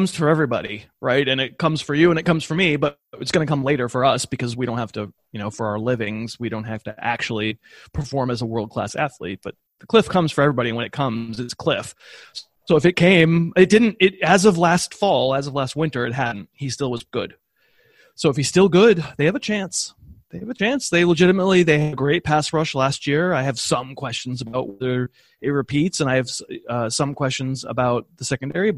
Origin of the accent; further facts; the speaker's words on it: New England, United States; I grew up in New England, so I'm a Patriots fan